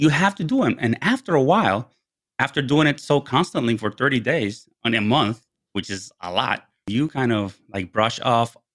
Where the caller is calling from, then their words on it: Herndon, Virginia, United States; I am dialing in from Herndon, Virginia, which is about 30 miles west of Washington, D.C., our capital.